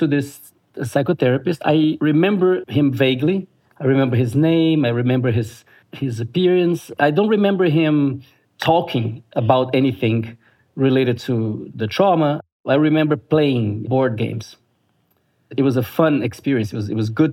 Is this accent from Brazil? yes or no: yes; Brasília, Federal District, Brazil; my hometown, Brasilia, capital of Brazil.